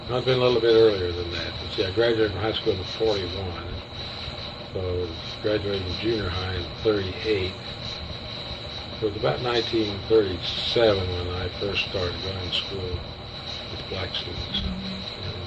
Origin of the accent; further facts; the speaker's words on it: Topeka, Kansas, United States; I'd grown up in Topeka that way. Growing up in Topeka the schools were segregated through the first eight grades.